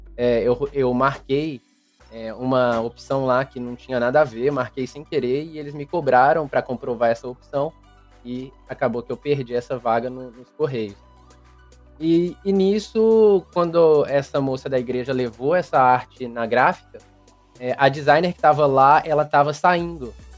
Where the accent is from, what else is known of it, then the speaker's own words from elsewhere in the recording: Belo Horizonte, Minas Gerais, Brazil; Eu sou de Belo Horizonte, Minas Gerais.